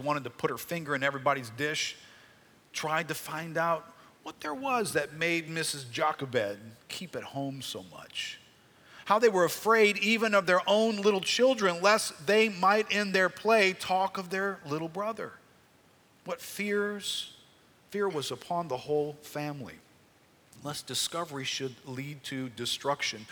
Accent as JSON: {"language": "English", "country": "United States", "said": "We're Americans"}